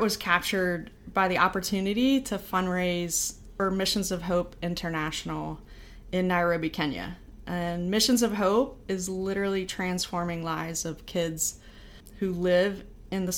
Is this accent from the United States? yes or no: yes; Pittsburgh, Pennsylvania, United States; moved away as an adult; also born or lived in Buffalo, New York / Albany, New York / Indianapolis; I'm from Pittsburgh, Pennsylvania.